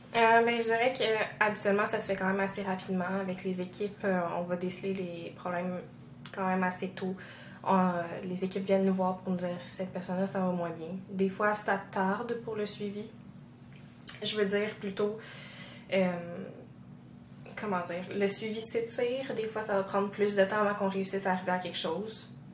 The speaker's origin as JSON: {"language": "French", "region": "Quebec", "country": "Canada", "said": "chez nous au Québec"}